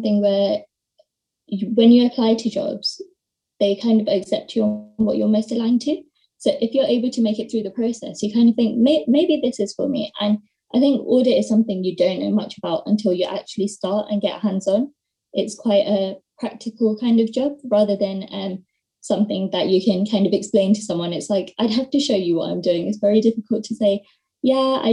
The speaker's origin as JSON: {"language": "English", "region": "London", "country": "United Kingdom", "said": "I am from London."}